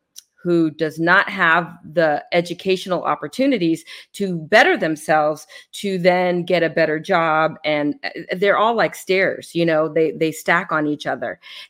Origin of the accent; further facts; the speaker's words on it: San Francisco, California, United States; I grew up in the Western Addition in public housing.